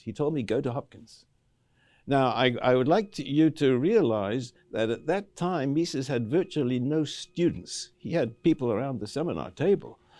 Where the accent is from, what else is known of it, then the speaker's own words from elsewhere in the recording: Cape Town, Western Cape, South Africa; I grew up in Cape Town, uh, in South Africa